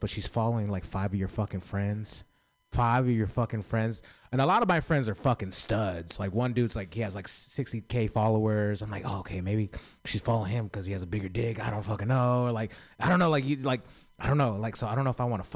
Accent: San Francisco, California, United States; I grew up in San Francisco

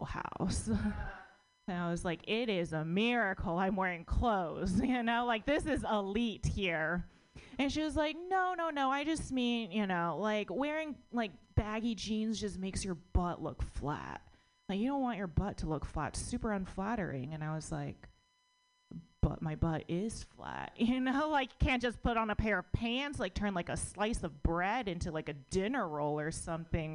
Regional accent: United States; born or raised there

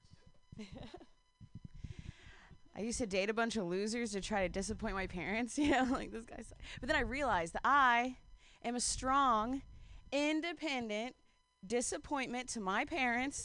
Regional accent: Ohio, United States; I'm from Ohio

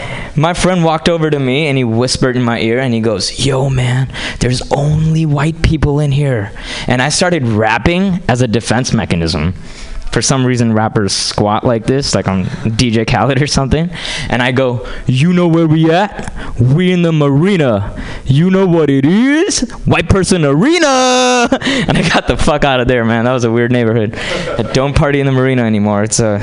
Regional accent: Hyderabad, Telangana, India; English is a second language; now in United States; You see, I grew up in India and moved to this country from a small town called Hyderabad. Okay, and I moved here 10 years ago.

